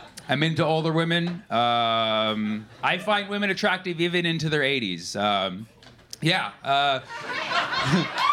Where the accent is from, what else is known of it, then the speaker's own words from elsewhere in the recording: California, United States; I'm from California.